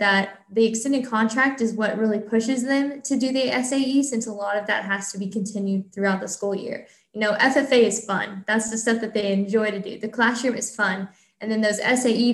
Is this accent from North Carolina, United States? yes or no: no; Illinois, United States; moved away as an adult; now in Pennsylvania, United States; I'm originally from Illinois